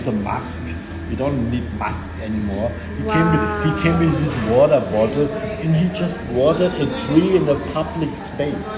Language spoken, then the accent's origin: English; Germany; English is a second language; moved away as an adult; now in Spain; we are Germans